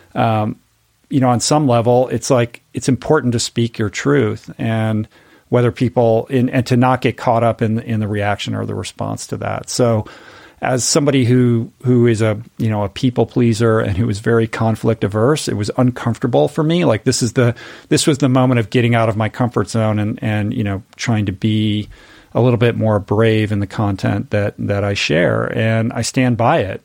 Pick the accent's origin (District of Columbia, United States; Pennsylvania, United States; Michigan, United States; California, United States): District of Columbia, United States; Washington; now in Malibu, United States; I grew up in Washington, D C, in an inside the Beltway family